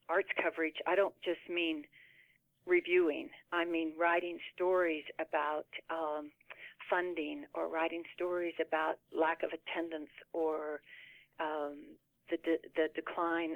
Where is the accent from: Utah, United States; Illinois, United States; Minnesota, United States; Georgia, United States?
Utah, United States; Moab; I grew up in Moab